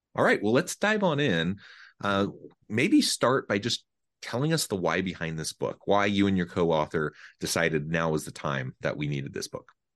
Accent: Hamilton, Missouri, United States; now in Utah, United States

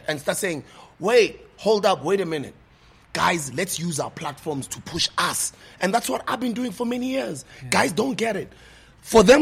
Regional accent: South Africa; I'm not American, I'm South African

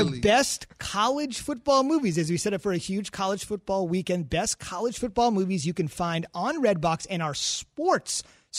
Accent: New Jersey, United States; We're from Jersey, man.

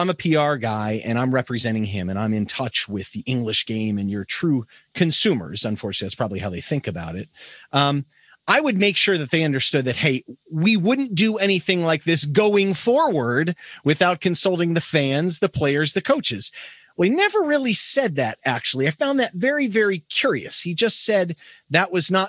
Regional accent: Pittsburgh, Pennsylvania, United States; I grew up in Pittsburgh

